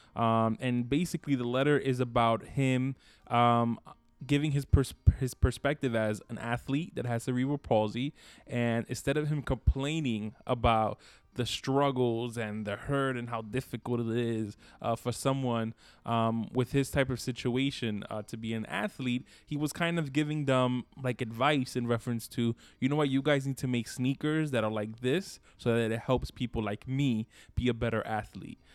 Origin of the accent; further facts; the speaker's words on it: Brooklyn, New York, United States; accent: New York; we're New Yorkers, so by nature we have our own little accents